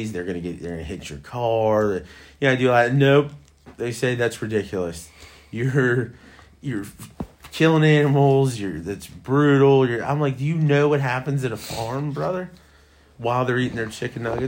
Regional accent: Western Pennsylvania, United States; I'm from Western Pennsylvania.

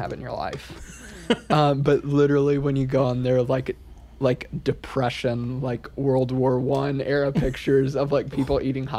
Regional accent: Fort Wayne, Indiana, United States; moved away as an adult; now in Nashville, United States; Yeah, so I've been in Nashville for 4 years now. I was born and raised in Fort Wayne, Indiana.

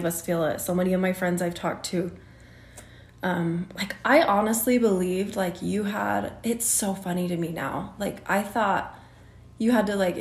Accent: Utah, United States; In Utah. I grew up in Utah County

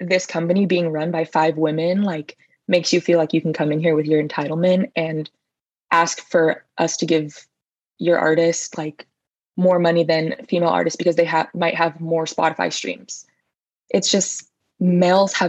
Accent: Los Angeles, California, United States; now in Philadelphia, United States; grew up in Los Angeles

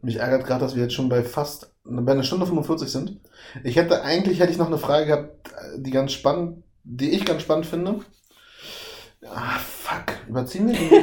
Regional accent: Berlin, Germany; Ich bin auch im Osten aufgewachsen, also Osten Deutschlands aufgewachsen. Mhm. West-Berlin, Ostdeutschland.

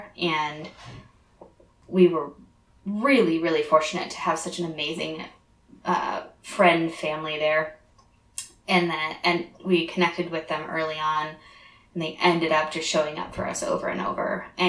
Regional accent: Crown Point, Indiana, United States; moved away as an adult; also born or lived in Boston, Massachusetts / Texas / North Carolina / Idaho; now in Florida, United States; I come from Crown Point, Indiana, just about an hour outside Chicago

